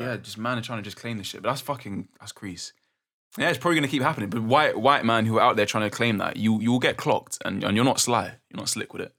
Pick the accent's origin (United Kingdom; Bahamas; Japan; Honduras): United Kingdom; London; growing up in London